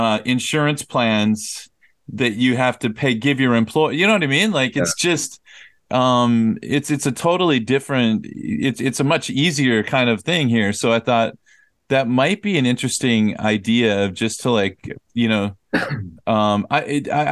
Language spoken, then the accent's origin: English; Minnesota, United States; moved away as an adult; now in South Korea; I'm from Minnesota